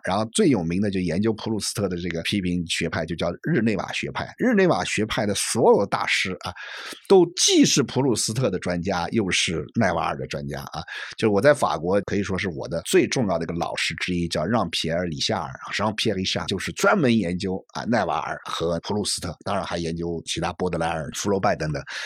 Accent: China; 我们中国人是很聪明的啊

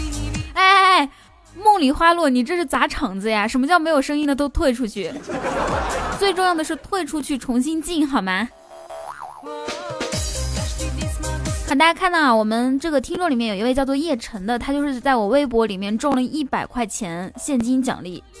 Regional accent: Guangdong, China; 我是广东人，我吃过鱼头。

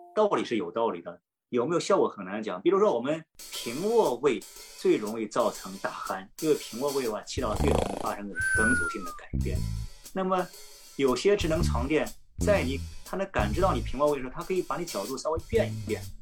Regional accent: China; 我们中国人讲闻鸡起舞，是吧？

